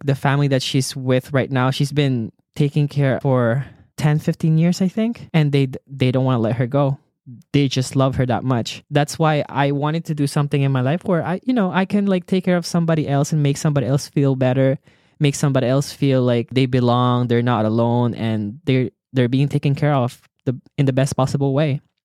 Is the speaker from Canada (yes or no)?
no; Philippines; I was born in the Philippines and I was raised by a single mother